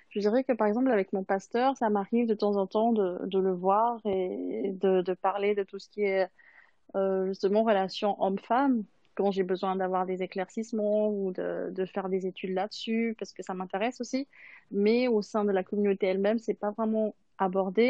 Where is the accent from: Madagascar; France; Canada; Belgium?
Madagascar; now in Switzerland; je viens de Madagascar et c'est la communauté adventiste à Madagascar